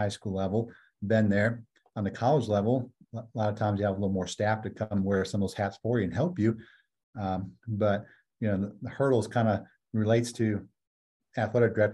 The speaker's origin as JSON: {"language": "English", "town": "Colby", "region": "Wisconsin", "country": "United States", "tie": "born or raised there", "said": "I was born and raised in America's Dairyland, Wisconsin, right about the middle of the state in dairy farm country."}